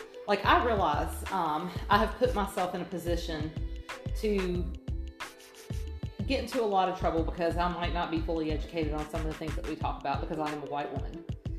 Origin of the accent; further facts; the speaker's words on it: Atlanta, Georgia, United States; moved away; I was raised in Atlanta